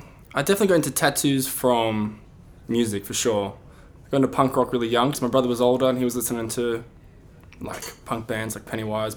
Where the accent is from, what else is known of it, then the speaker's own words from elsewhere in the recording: Sydney, New South Wales, Australia; moved away as an adult; also born or lived in Essex; now in London, United Kingdom; I'm a tattooer from Sydney, Australia, and I currently live and work in London.